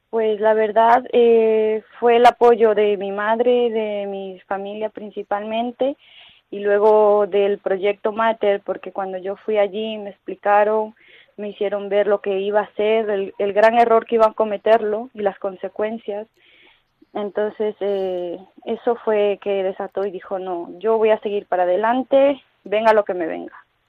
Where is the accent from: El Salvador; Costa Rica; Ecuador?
Ecuador; now in Toledo, Spain; soy de Hispanoamérica, soy de Ecuador y bueno, he llegado hace 11 años aquí con mi madre, con mi hermana